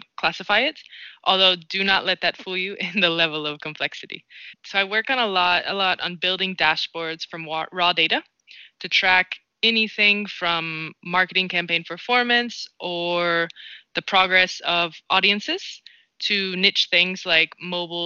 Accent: North Carolina, United States; moved away as an adult; now in Madrid, Spain; I'm from North Carolina, and moving to Madrid, Spain was a shock at the start

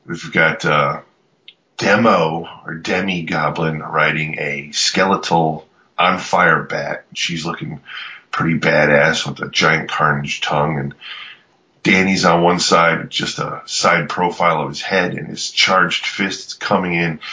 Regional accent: United States; am unfortunately American

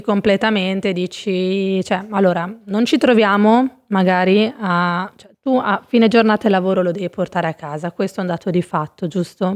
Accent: Savignano sul Rubicone, Emilia-Romagna, Italy; moved away as an adult; now in Milan, Italy; a Rimini, Savignano, il mio paesino di origine

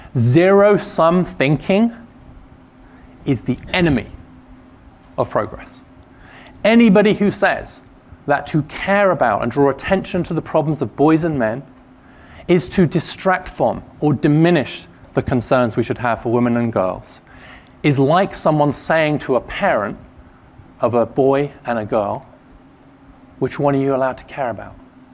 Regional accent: Tennessee, United States; now in Washington, United States; If you hear something odd in the way I'm talking, it is because I am from East Tennessee. I actually am from East Tennessee. Now, having spent many years in DC and before that in various policy jobs in government in the UK and in think tanks.

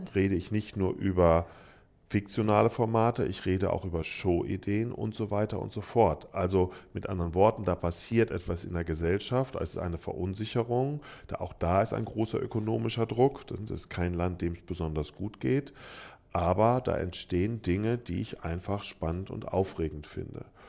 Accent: Frankfurt am Main, Hesse, Germany; ich komme aus Frankfurt am Main

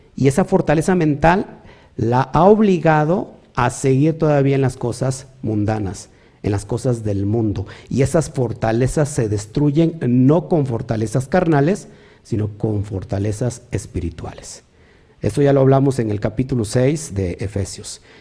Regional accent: Mexico; also born or lived in Río Blanco, Veracruz; como mexicanos

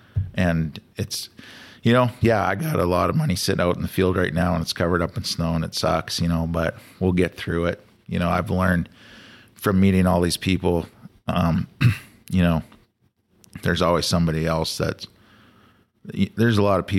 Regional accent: Saskatchewan, Canada; a farm boy growing up in Saskatchewan

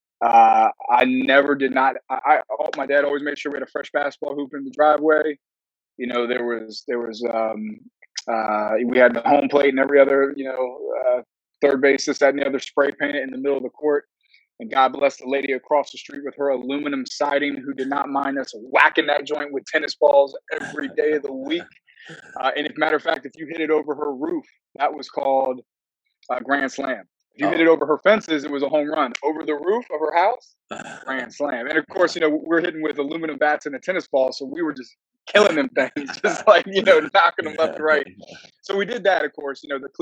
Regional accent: Woodbridge, Virginia, United States; also born or lived in Alexandria, Virginia; Born in Alexandria. Arguably Fairfax County Hospital. A couple years in Alexandria, kind of off the GW Parkway. Then my parents made the jump to down the Woodbridge

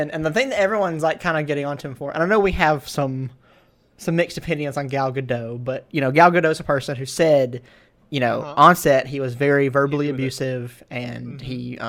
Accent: the South, United States; I love wrestling, and I'm from the South.

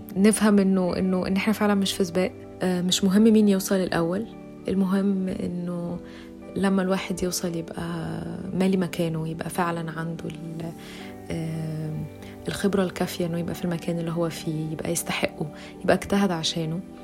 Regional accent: Egypt; أنا فتاة مصرية في العشرينات

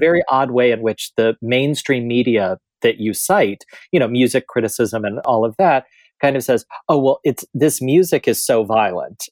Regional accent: middle America, Midwest, United States; growing up in middle America

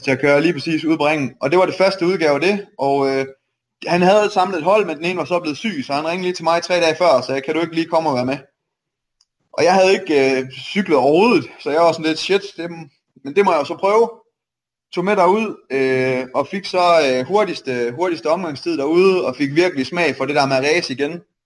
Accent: Aarhus, Central Denmark Region, Denmark; also born or lived in Silkeborg; Jeg er født og opvokset i Aarhus, og så øh, flyttede vi til Silkeborg, da jeg blev 14, tror jeg

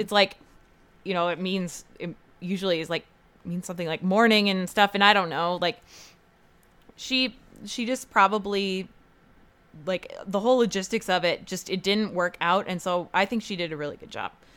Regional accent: United States; as an American who's been to Europe

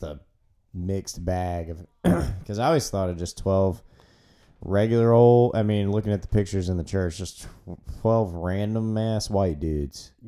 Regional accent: United States; born here yeah yep still here

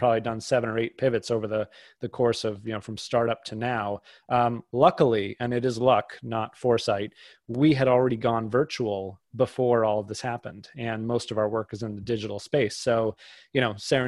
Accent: outside of Boston, Massachusetts, United States; I grew up outside of Boston

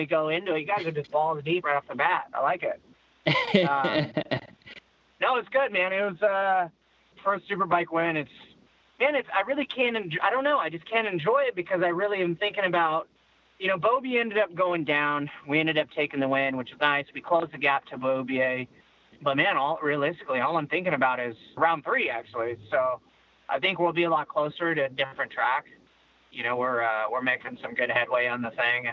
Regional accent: Lodi, California, United States; moved away as an adult; also born or lived in Atlanta, Georgia / Madison, Wisconsin; I'm only 5 minutes away from where I started racing in a Lodi Cycle Bowl

